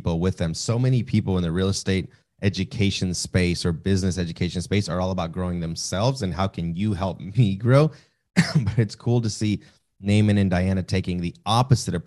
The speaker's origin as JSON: {"language": "English", "region": "the American South", "country": "United States", "tie": "born or raised there", "said": "I'm obviously Mexican, but I'm in the South."}